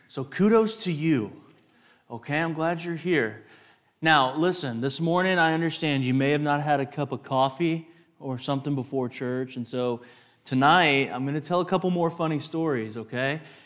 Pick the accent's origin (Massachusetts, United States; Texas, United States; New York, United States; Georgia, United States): Texas, United States; West; a West Texas raised man.